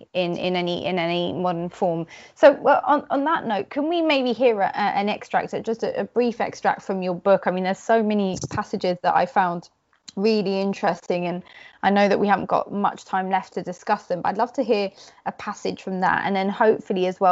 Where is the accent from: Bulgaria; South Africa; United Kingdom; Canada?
United Kingdom; London; I'd say London